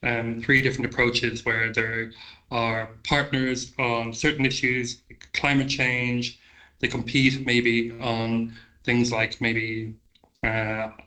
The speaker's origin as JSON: {"language": "English", "country": "Ireland", "said": "being an Irish citizen"}